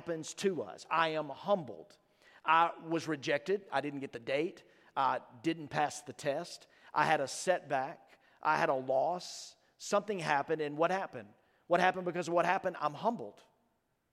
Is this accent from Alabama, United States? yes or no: no; Starkville, Mississippi, United States; I grew up in Starkville, Mississippi.